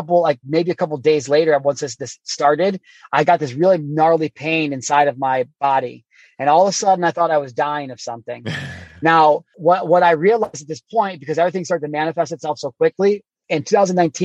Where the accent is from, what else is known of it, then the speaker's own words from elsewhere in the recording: Midwest, United States; I grew up in the Midwest on a farm.